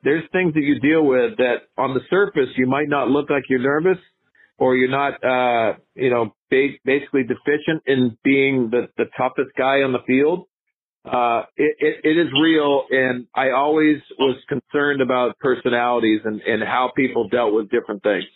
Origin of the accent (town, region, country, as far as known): Northeast, United States; born or raised there